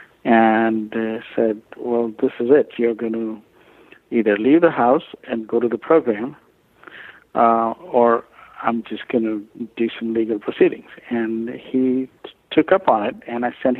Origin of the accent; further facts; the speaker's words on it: India; moved away as an adult; now in Louisiana, United States; I come from India originally